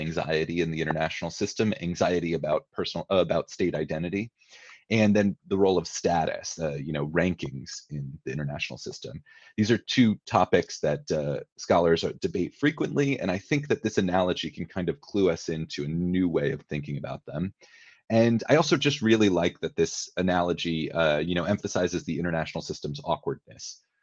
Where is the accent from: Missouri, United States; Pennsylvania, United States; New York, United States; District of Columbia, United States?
District of Columbia, United States; Washington; I'm from the Washington, D.C. area.